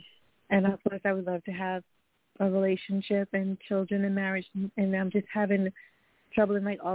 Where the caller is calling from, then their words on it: Long Island, New York, United States; I'm calling from New York, Long Island, New York.